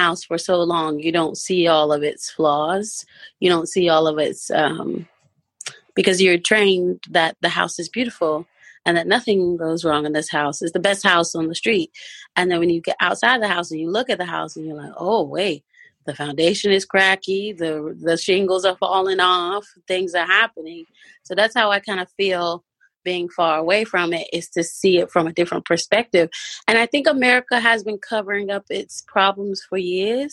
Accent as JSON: {"language": "English", "town": "Goldsboro", "region": "North Carolina", "country": "United States", "moved": "as an adult", "lives_now": "United Kingdom", "said": "I'm originally from Goldsboro, North Carolina, but I came to the UK about 4 years ago"}